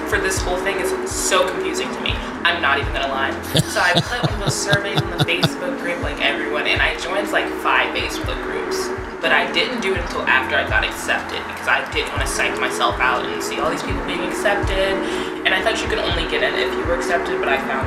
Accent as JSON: {"language": "English", "town": "Philadelphia", "region": "Pennsylvania", "country": "United States", "also_born_or_lived": "New Orleans", "moved": "as an adult", "said": "I'm from Philadelphia"}